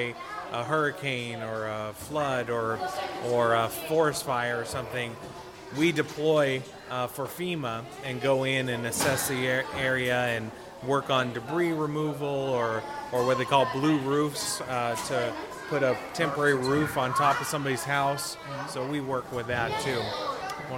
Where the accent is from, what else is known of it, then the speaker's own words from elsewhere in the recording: Oregon, United States; moved away; I'm from Oregon